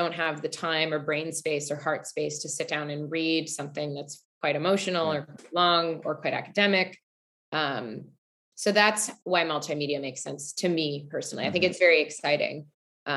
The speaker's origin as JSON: {"language": "English", "town": "Highland Park", "region": "Illinois", "country": "United States", "tie": "born or raised there", "said": "I grew up in Highland Park, Illinois. It's a suburb of Chicago."}